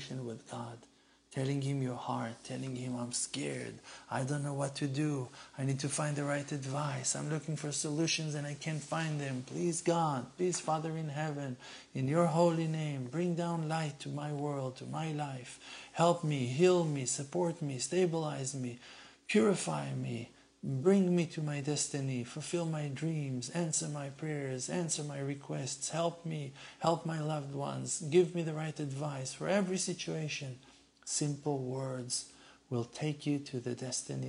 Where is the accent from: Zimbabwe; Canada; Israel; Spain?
Israel; We're from Israel.